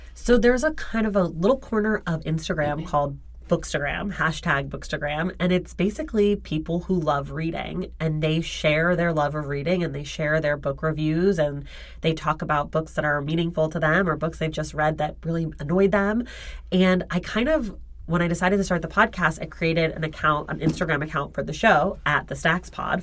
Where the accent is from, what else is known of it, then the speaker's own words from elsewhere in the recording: Oakland, California, United States; moved away as an adult; also born or lived in New York; now in Los Angeles, United States; I grew up in Oakland